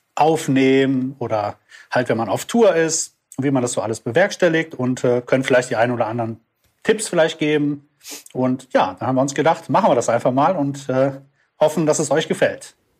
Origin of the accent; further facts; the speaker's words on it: Düsseldorf, North Rhine-Westphalia, Germany; ich komme aus Düsseldorf und äh, bin da Musiker